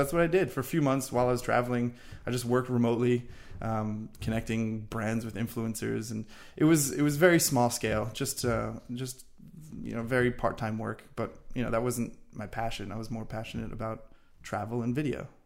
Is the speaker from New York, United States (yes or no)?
yes; Long Island, New York, United States; moved away as an adult; also born or lived in Florida; I'm originally from Long Island, New York. We actually went to the same high school